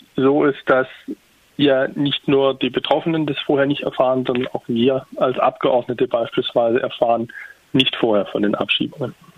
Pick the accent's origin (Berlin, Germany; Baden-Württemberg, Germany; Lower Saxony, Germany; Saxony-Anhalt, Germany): Baden-Württemberg, Germany; Tübingen; ich komme selbst aus Tübingen